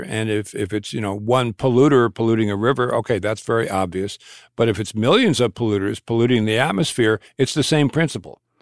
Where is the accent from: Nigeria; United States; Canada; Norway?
United States; Long Island, New York; moved away as an adult; now in Massachusetts, United States; I was raised in Long Island, New York, and, uh, went to school in Massachusetts, never really left